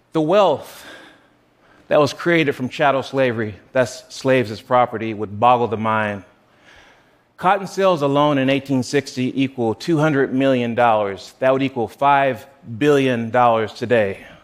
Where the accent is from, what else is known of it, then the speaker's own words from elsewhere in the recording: South Carolina, United States; Growing up in South Carolina